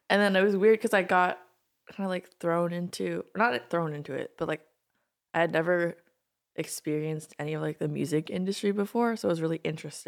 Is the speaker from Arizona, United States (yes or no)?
no; Maryland, United States; moved away as an adult; now in Los Angeles, United States; Both from Maryland.